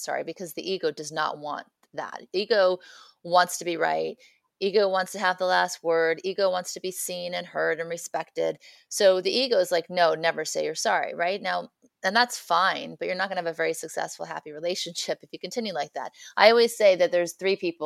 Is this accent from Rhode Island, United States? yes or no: no; Beverly Hills, California, United States; I grew up in Beverly Hills